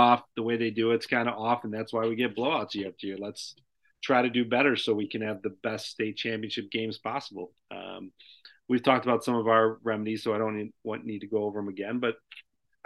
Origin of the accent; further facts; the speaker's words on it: hometown of Providence, Illinois, United States; my hometown